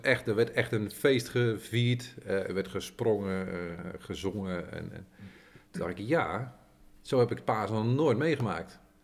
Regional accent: Veenendaal, Utrecht, Netherlands; ik ben geboren getogen Veenal

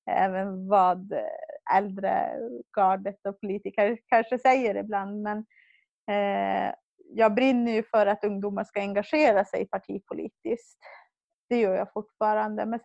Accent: Hemavan, Västerbotten County, Sweden; moved away as an adult; now in Jokkmokk, Sweden; Jag kommer från Hemavan men bor sedan 2011 i Jokkmokk. Jag är eh, 30 år

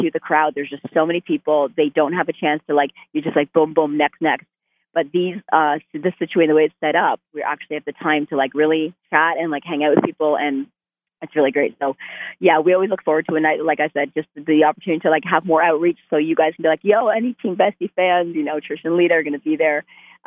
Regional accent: Canada; I'm Canadian

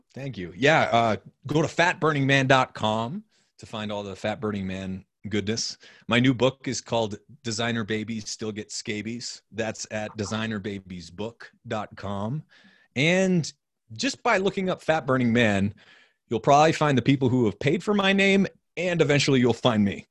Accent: New Hampshire, United States; moved away; also born or lived in Austin; growing up in New Hampshire

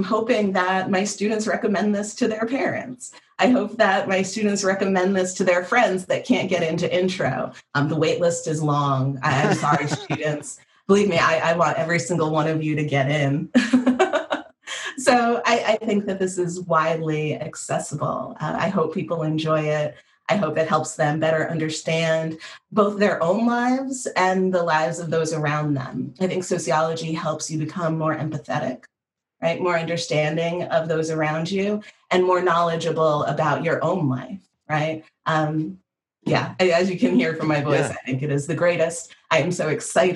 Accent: Northeast, United States; I'm from the Northeast

